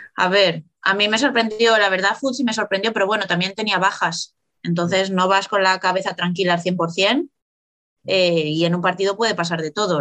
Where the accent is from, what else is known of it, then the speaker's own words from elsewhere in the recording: Valladolid, Castile and León, Spain; moved away as an adult; also born or lived in Italy / Burela; Salí con 24, 25 años de Valladolid